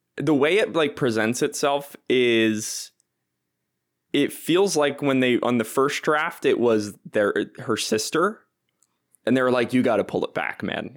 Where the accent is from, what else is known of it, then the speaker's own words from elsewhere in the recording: New Jersey, United States; now in Chicago, United States; I'm from New Jersey